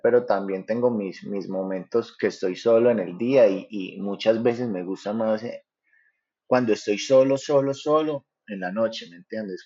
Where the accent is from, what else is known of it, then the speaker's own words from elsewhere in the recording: Paisa region, Antioquia, Colombia; los paisas, gracias a Dios, pues como que nos reciben bien en todos lados